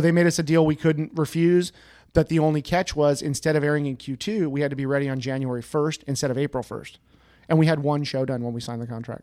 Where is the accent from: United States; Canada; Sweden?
United States; the Sierras, California; I grew up in the Sierras catching trout